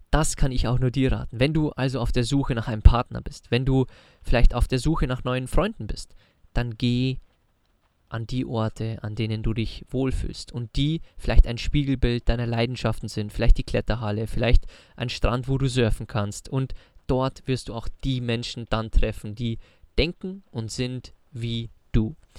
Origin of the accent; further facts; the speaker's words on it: Bavaria, Germany; moved away; zu Hause bei uns in Bayern in den Alpen